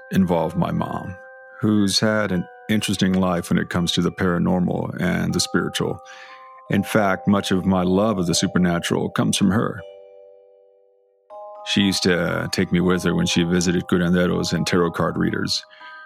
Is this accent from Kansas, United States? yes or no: no; South Texas, United States; I grew up in South Texas